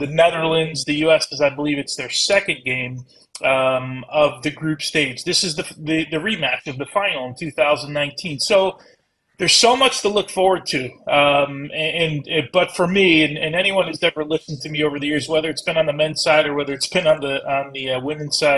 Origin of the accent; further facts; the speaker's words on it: United States; we as American, you know, soccer fans